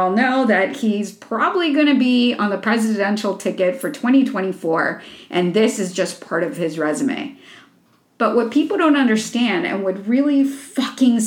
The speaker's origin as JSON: {"language": "English", "region": "Florida", "country": "United States", "said": "my home state of Florida"}